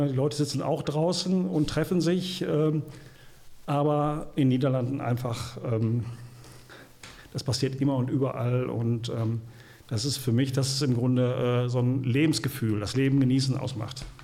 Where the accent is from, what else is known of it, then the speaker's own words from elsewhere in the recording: Gelsenkirchen, North Rhine-Westphalia, Germany; gebürtig aus Gelsenkirchen, immer noch wohnt in Gelsenkirchen, also der Stadt treu ergeben.